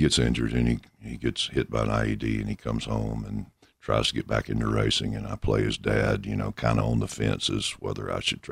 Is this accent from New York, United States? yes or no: no; Shreveport, Louisiana, United States; Shreveport, Louisiana